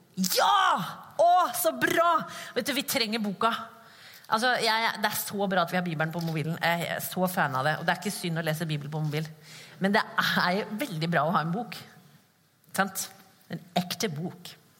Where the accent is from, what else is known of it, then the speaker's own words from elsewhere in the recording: Skien, Vestfold og Telemark, Norway; accent: Skien dialect; now in Kristiansand, Norway; Jeg kommer fra Skien. Dere, dialekten min kommer fra Skien